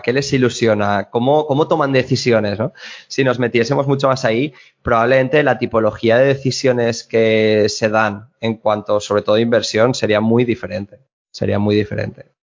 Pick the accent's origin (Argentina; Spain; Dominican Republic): Spain; Alzira, Valencian Community; Yo estoy en, en mi pueblo, en Alcira, a media hora de Valencia